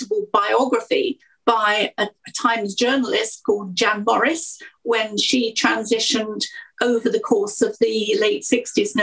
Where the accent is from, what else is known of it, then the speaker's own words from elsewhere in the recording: Essex, East of England, United Kingdom; I was born in Essex, about 5-10 miles outside of London